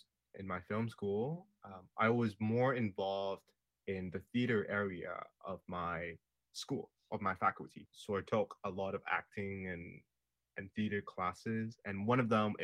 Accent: Hong Kong; now in Canada; I am from Hong Kong and I never had that education.

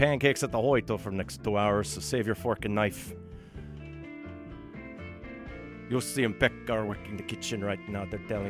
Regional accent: Thunder Bay, Ontario, Canada; now in Vancouver, Canada; Normally you find … in Thunder Bay this time of year, which is my hometown.

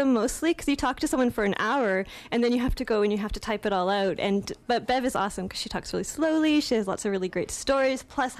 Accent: Calgary, Alberta, Canada; I'm from Calgary, actually.

